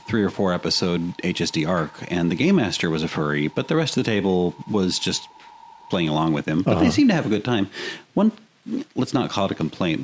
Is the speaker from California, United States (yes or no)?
no; Texas, United States; I am from Texas